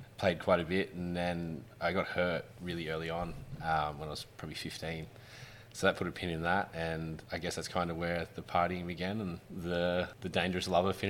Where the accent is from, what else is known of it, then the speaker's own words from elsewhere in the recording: Orange, New South Wales, Australia; The early days was like any childhood in a country town. Wasn't a great deal to do, so we'd hang out at the park, hang out at the pool.